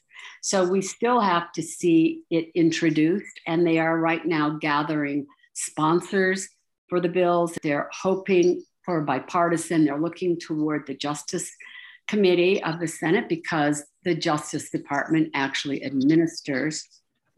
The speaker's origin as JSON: {"language": "English", "town": "Salt Lake City", "region": "Utah", "country": "United States", "tie": "born or raised there", "said": "I grew up in Salt Lake City, which is northern Utah."}